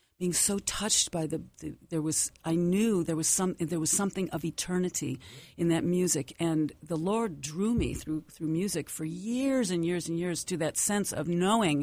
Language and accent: English; Detroit, Michigan, United States; I grew up, I was raised in the Detroit area